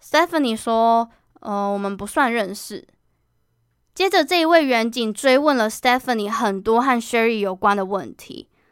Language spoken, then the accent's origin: Chinese; Kaohsiung, Taiwan; moved away as an adult; now in Taipei, Taiwan; 我决定从我的家乡高雄换工作到台北